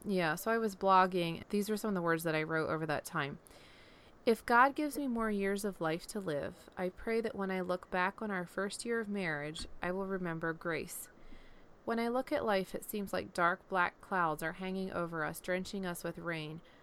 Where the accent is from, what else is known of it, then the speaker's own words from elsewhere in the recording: Pennsylvania, United States; moved away as an adult; also born or lived in Iowa; now in Florida, United States; originally I grew up in Pennsylvania, and the, the Blue Mountains, um, that run up through Pennsylvania